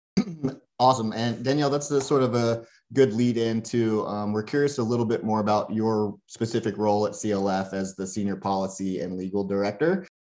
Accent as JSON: {"language": "English", "region": "Louisiana", "country": "United States", "tie": "born or raised there", "moved": "as an adult", "lives_now": "Boise, United States", "said": "I grew up in Louisiana"}